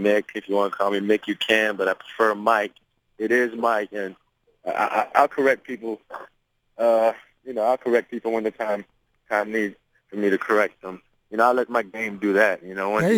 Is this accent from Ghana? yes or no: no; Toronto, Ontario, Canada; I grew up in Blake Street, you know, Lower East Side in Toronto.